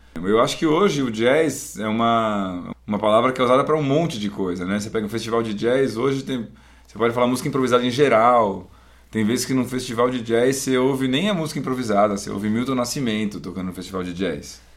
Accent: Brazil; moved away as an adult; also born or lived in United States / France; Brasileiro eu já sou, brasileiro a gente já é

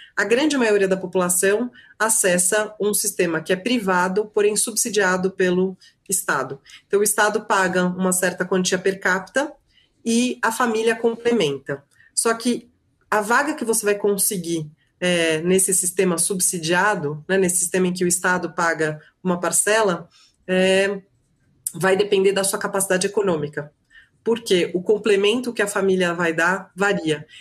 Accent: Brazil; Como brasileira e como professora de direito constitucional

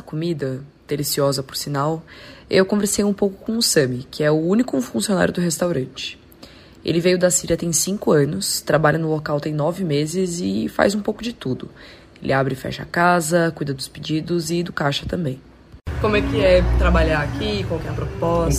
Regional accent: São Paulo, Brazil; accent: paulistano; Você não vai escutar um sotaque paulistano como o nosso

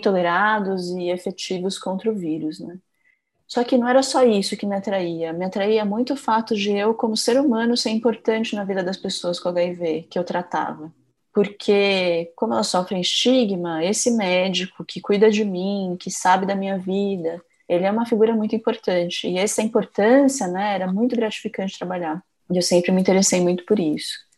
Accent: Itapecerica da Serra, São Paulo, Brazil; Eu também sou paulistana, na verdade eu morava mais na periferia, né, nas cidades da Grande São Paulo, eu morava em Tapicerica da Serra

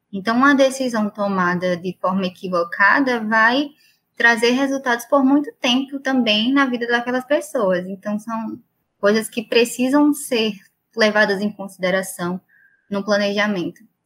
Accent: Maceió, Alagoas, Brazil; moved away; also born or lived in Brasília / São Paulo; eu sou de Maceió

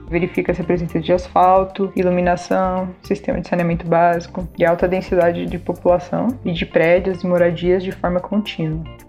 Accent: São Paulo, Brazil; moro na Zona Leste, vivi a vida inteira aqui, em São Paulo.

